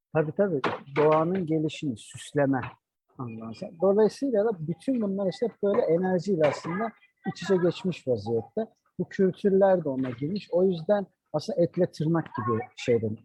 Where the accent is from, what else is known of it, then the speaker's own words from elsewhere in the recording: Adana, Turkey; also born or lived in Mersin; bizim memlekette Adana'da